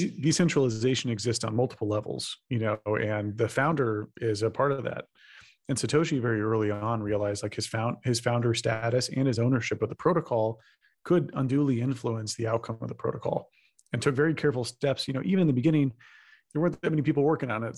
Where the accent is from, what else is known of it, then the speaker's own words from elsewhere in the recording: Texas, United States; I'm from Texas